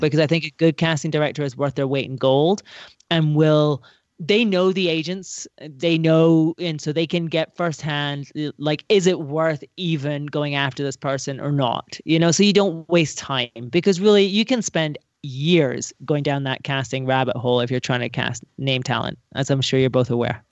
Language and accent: English; Scotland, United Kingdom; moved away; I'm from Scotland